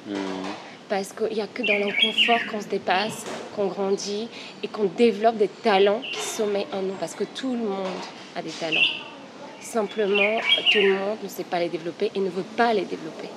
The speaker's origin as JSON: {"language": "French", "country": "Bulgaria", "tie": "born or raised there", "moved": "yes", "lives_now": "Paris, France", "said": "je suis une Parisienne d'origine bulgare"}